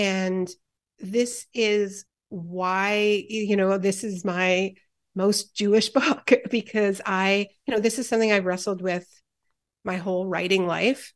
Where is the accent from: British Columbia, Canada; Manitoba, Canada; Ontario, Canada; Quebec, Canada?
Quebec, Canada; Montreal; I grew up in Montreal